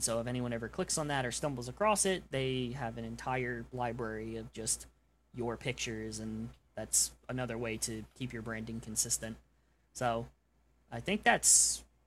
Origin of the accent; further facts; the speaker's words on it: New York, United States; now in Oklahoma, United States; I'm from New York.